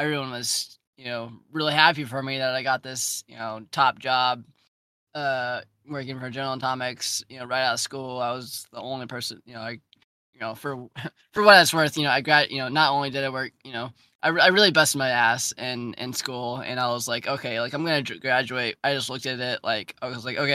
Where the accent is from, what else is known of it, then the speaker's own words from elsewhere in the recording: Charleston, United States; moved away as an adult; growing up in Charleston